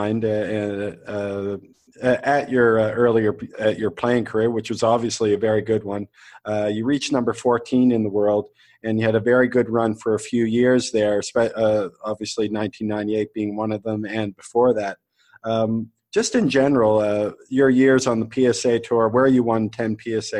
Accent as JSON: {"language": "English", "region": "Nova Scotia", "country": "Canada", "said": "I'm from Nova Scotia, Canada, just north of where you are"}